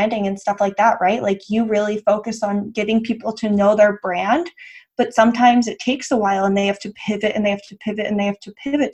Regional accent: West Chester, Pennsylvania, United States; moved away as an adult; also born or lived in North Carolina; now in Dallas, United States; Originally, I'm from Westchester, Pennsylvania, which is about 30 minutes outside of Philly

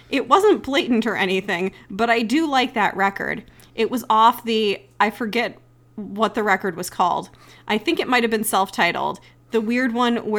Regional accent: Canada; make some sort of joke like how I'm incapable of doing something because I'm Canadian.

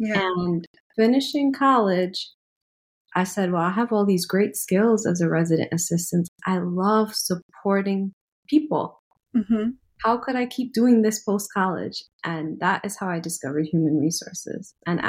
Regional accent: Trinidad & Tobago; aside from identifying as Trinidadian, I've never been to India.

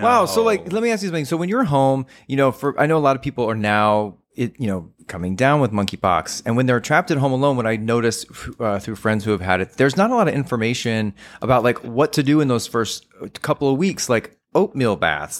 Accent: Texas, United States; my home state, which is the Lone Star State, uh, Texas

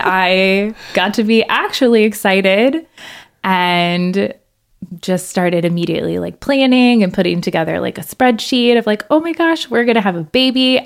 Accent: Central Florida, United States; moved away as an adult; also born or lived in Gainesville, Florida; now in Madison, United States; I am from Florida. I grew up in the Central Florida area

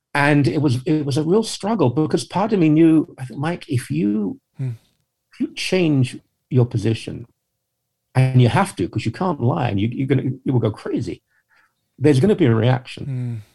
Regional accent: a London suburb, United Kingdom; I'm a Brit. I was raised in a quite ordinary sort of upper working class, lower middle class home in a London suburb.

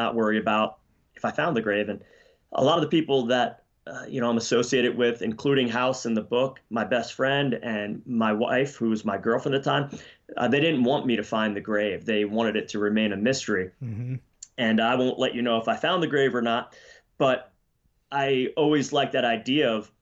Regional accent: Pennsylvania, United States; moved away; also born or lived in Colorado / Idaho; I was born in Pennsylvania, just like Abby

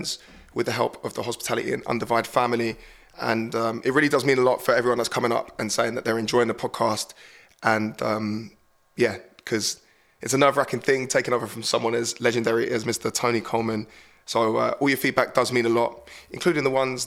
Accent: Horsham, South East England, United Kingdom; my hometown of Horsham

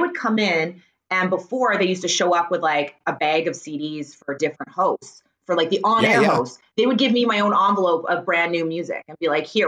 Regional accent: Surrey, British Columbia, Canada; born or raised there; accent: Canadian; also born or lived in Wales / Richmond, BC

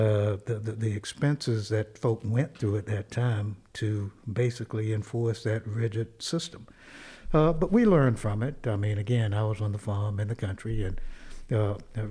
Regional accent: Robeson County, North Carolina, United States; I was growing up in Robeson County

